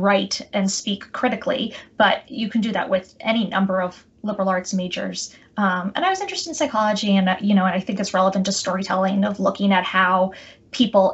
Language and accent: English; outside of Boston, Massachusetts, United States; moved away as an adult; also born or lived in Chicago / New York City; I grew up outside of Boston, Massachusetts